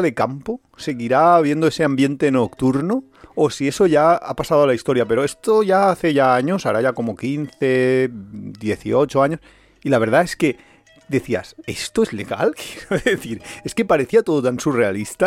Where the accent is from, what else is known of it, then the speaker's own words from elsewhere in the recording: Valencia, Valencian Community, Spain; somos de Valencia, somos muy paletos